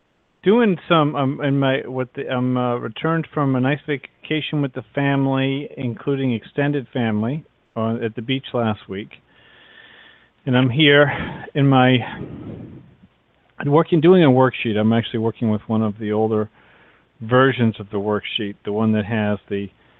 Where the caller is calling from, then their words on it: Massachusetts, United States; from Massachusetts.